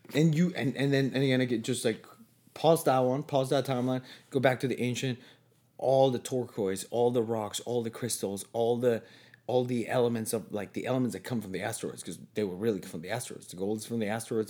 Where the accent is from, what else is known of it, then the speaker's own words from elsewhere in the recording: Mexico; moved away as an adult; now in Toronto, Canada; I went back to Mexico for a couple years